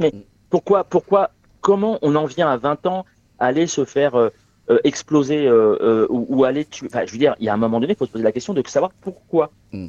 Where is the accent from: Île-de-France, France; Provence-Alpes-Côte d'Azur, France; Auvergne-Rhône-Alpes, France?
Île-de-France, France; Asnières-sur-Seine; moved away; also born or lived in Gennevilliers / Saint-Denis; je suis né, euh, Alors, alors je suis parisien, euh, je, suis né euh, à Agnières dans les Hauts-de-Seine